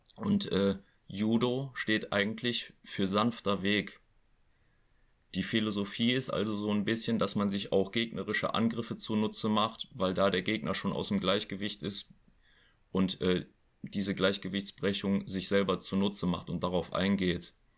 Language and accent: German; Oberbergisches Land, North Rhine-Westphalia, Germany; hier im Oberbergischen, in meiner Heimat